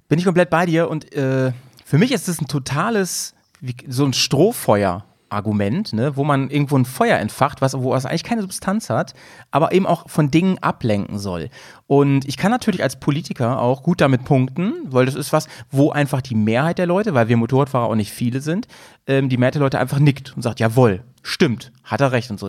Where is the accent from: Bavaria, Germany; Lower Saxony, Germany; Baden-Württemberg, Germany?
Lower Saxony, Germany; now in Bremen, Germany; in meiner alten Heimat. Ich komme ja eigentlich aus Niedersachsen